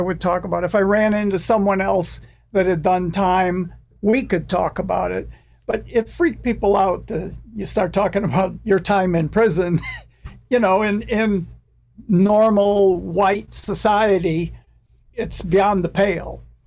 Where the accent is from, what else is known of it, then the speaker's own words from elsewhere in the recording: United States; I'm American